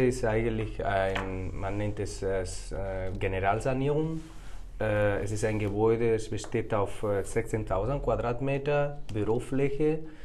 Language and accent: German; Córdoba, Andalusia, Spain; German is a second language; moved away as an adult; now in Munich, Germany; Ich komme aus Spanien her, genauso zu sagen aus Südspanien, aus Andalusien hm. und aus einer wunderbaren Stadt, die Córdoba heißt